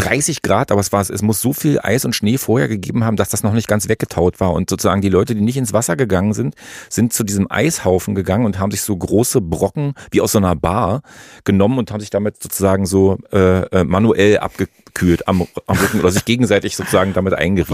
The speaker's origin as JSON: {"language": "German", "region": "East Germany", "country": "Germany", "tie": "born or raised there", "said": "ich bin in der DDR groß geworden"}